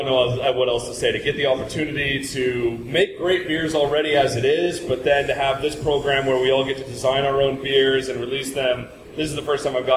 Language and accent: English; Seattle, Washington, United States; moved away as an adult; also born or lived in Brooklyn, New York / Scotland; I was born in Brooklyn years ago and then left when I was a kid. Yeah. I left when I was like really, really young. And for 20 years, I lived in Seattle